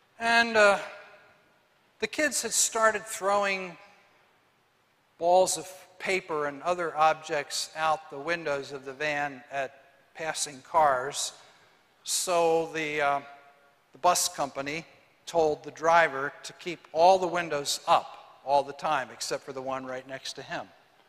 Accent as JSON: {"language": "English", "town": "Moorhead", "region": "Minnesota", "country": "United States", "tie": "born or raised there", "said": "Lyle and I grew up as close as brothers could be. We were raised in Moorhead, Minnesota."}